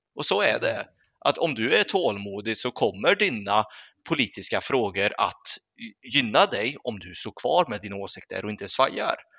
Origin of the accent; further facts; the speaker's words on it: Sweden; vi svenskar